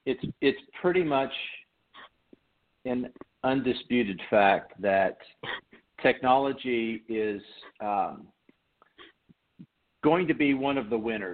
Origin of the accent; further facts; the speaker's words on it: Detroit, Michigan, United States; born there; also born or lived in Missouri; now in Nashville, United States; I was born in Detroit. I'm an Army brat.